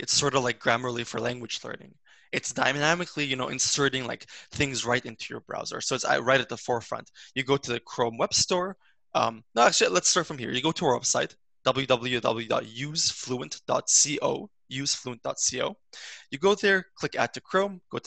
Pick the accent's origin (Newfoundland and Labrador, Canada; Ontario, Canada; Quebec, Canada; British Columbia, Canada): British Columbia, Canada; Vancouver; also born or lived in Montreal; we were raised in Vancouver, we were speaking English throughout the day